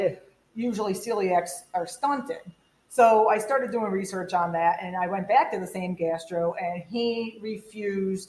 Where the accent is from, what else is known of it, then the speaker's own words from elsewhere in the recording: Homestead, Florida, United States; I was born in Miami, or South Miami